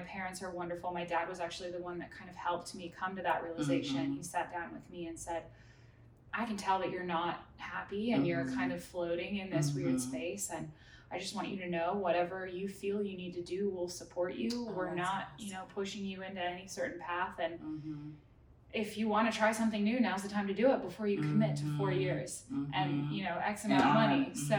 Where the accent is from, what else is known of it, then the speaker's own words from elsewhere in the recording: Thailand; also born or lived in Munich, Germany / Singapore; So I was born in Munich, Germany. My parents are both German, so I'm like first generation American. Grew up in Southeast Asia. I was very, very fortunate to, we lived in Thailand for 6 years and then Singapore for 6 years.